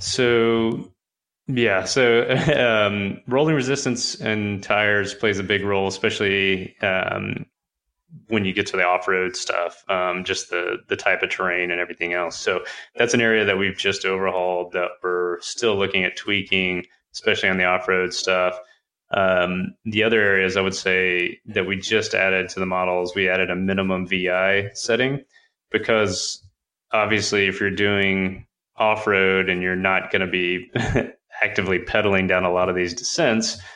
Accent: Texas, United States; I'm I'm from Texas

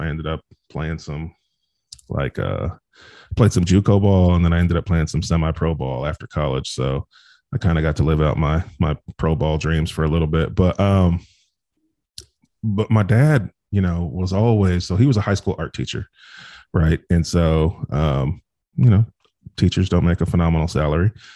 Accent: Bakersfield, California, United States; I grew up in Bakersfield, California

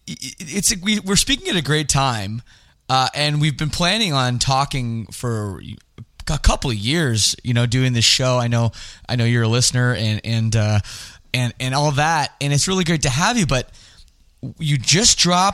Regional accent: Toronto, Ontario, Canada; also born or lived in Scarborough; I grew up in the West Side

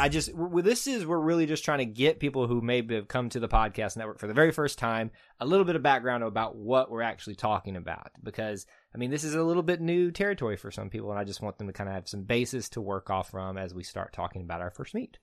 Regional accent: the South, United States; accent: Southern; my Southern accent

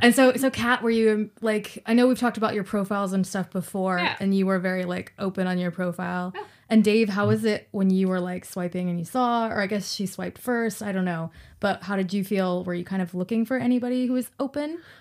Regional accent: Fort Worth, Texas, United States; moved away; I'm from Fort Worth

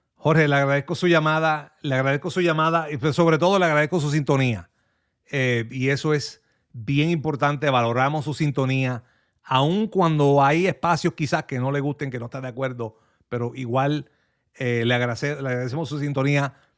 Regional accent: Manatí, Puerto Rico; moved away; yo soy manatieño ausente, así que conozco muy bien esa área

